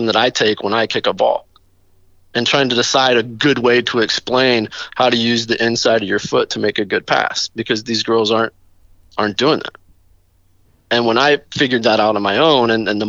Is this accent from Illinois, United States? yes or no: no; Chattanooga, Tennessee, United States; I grew up in Chattanooga